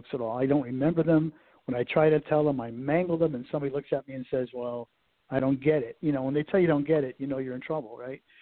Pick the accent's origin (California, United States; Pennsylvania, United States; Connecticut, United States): Connecticut, United States; moved away as an adult; now in Cincinnati, United States; when I grew up in Connecticut